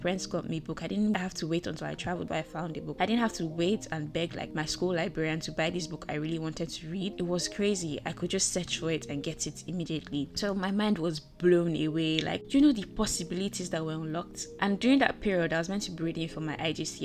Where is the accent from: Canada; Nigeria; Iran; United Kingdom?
Nigeria; I'm a Nigerian